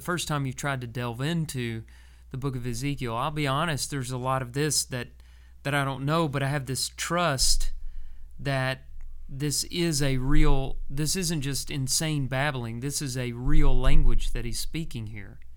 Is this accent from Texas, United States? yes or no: yes; Texas, United States; growing up in Texas when I was a kid